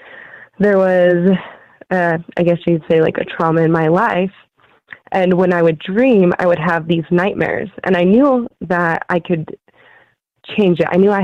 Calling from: Utah, United States; I'm calling from Utah.

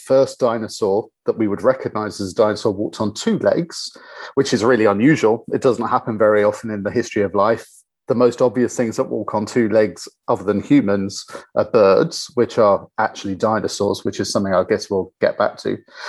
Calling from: London, United Kingdom; So I'm calling in from London, where I'm based

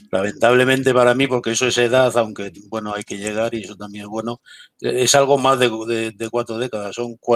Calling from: Madrid, Community of Madrid, Spain; desde Madrid, yo estoy ubicado en Madrid, vivo habitualmente en Madrid

